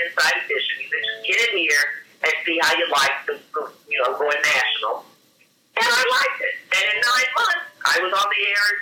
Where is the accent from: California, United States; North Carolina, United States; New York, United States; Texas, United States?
North Carolina, United States; Winston-Salem; moved away; I grew up in Winston-Salem, North Carolina